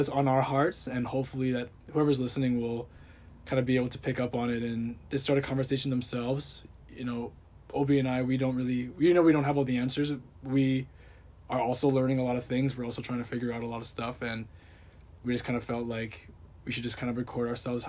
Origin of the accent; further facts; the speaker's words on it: Hamilton, Ontario, Canada; now in Oregon, United States; I'm from Hamilton, Ontario, Canada